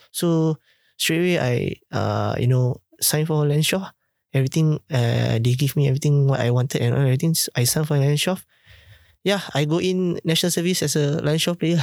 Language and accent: English; Singapore; as a Singaporean